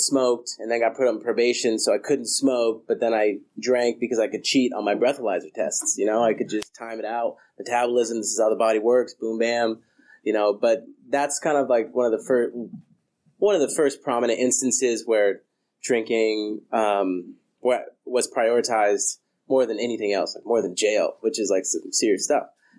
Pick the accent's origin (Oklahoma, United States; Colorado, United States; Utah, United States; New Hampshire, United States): Colorado, United States; moved away as an adult; also born or lived in Denver / Fort Collins; now in California, United States; I'm from Colorado. I just moved to California in the beginning of January